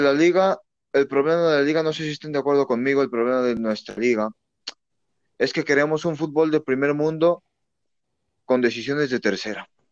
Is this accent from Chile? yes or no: no; Mexico; aquí en México también pasamos por eso